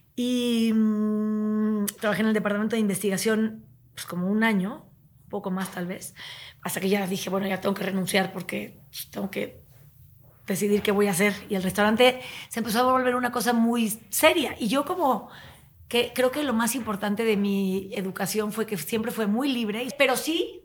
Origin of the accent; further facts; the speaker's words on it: Tepoztlán, Morelos, Mexico; also born or lived in Chihuahua; now in Mexico City, Mexico; yo crecí en Tepoztlán